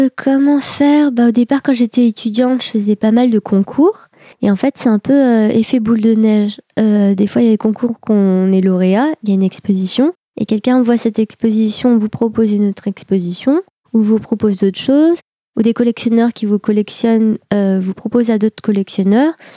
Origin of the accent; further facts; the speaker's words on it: Pontault-Combault, Île-de-France, France; moi, j'ai grandi à Potokombo. Euh, c'est dans le 77 en Seine-et-Marne.